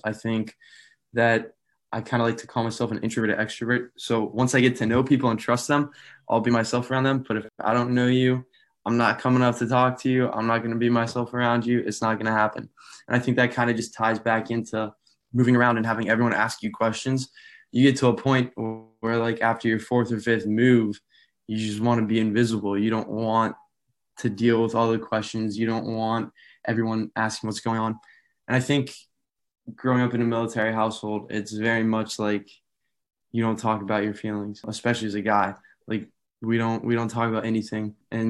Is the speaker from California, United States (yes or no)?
no; Albuquerque, New Mexico, United States; born there; also born or lived in Severna Park, Maryland; I was born in Albuquerque, New Mexico, but moved around a lot with my dad in the Air Force. So most recently lived in Severna Park, Maryland.